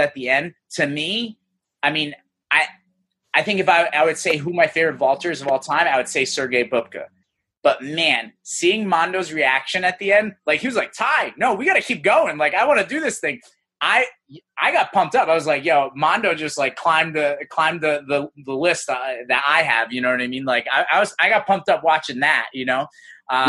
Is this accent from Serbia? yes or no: yes; Serbia; moved away; my ethnic background, I'm Serbian. I was born in Serbia